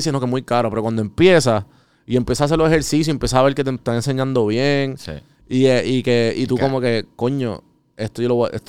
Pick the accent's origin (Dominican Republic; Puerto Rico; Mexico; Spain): Puerto Rico; moved away; yo aprendí eso cuando me fui de Puerto Rico